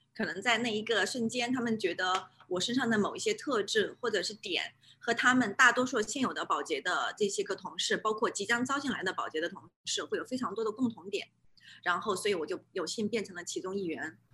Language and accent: Chinese; China; moved away as an adult; now in New Zealand; 我纯正地来自中国，我是从小在中国大陆出生 做到教育长大